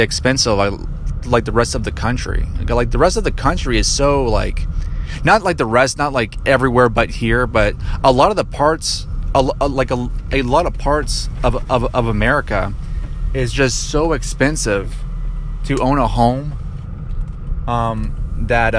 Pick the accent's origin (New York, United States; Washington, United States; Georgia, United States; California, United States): Georgia, United States; moved away as an adult; now in Colorado, United States; I'm from Georgia, but I'm living in Colorado